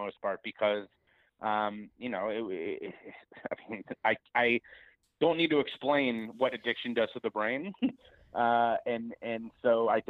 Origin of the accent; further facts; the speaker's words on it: Cincinnati, Ohio, United States; my hometown of Cincinnati, Ohio